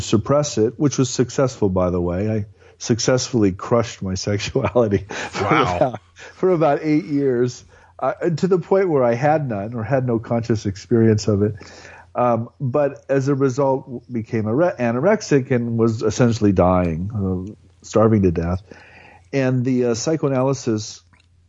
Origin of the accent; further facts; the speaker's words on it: Nebraska, United States; I grew up in a mostly German, ethnically German farming community in Nebraska